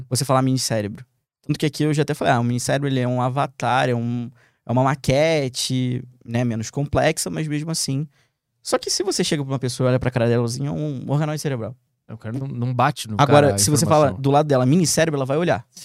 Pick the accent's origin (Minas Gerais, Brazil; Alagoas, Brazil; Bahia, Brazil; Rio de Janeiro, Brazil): Rio de Janeiro, Brazil; moved away as an adult; Sou carioca